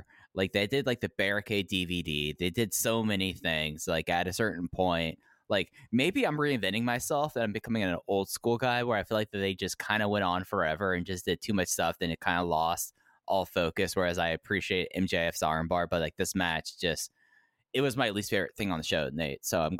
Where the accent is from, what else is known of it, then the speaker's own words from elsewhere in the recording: Texas, United States; I grew up in Texas. I know these things.